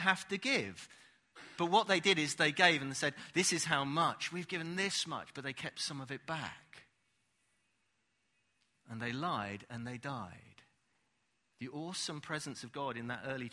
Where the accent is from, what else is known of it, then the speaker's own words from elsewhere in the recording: United Kingdom; we're British